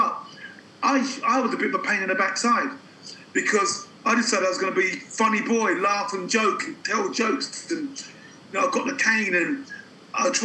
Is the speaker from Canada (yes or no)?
no; London, United Kingdom; I was born in London.